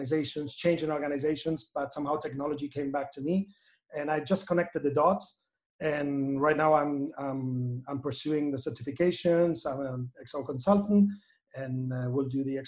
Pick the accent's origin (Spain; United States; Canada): Spain; now in Chile; I'm based in Chile, as you said, and it's there where I make my life, even though I'm from Spain.